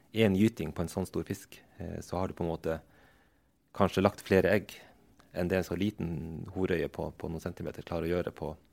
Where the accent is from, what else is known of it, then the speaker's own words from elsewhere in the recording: Troms og Finnmark, Norway; also born or lived in Vadsø / Tana; jeg vokste opp eh, i Øst-Finnmark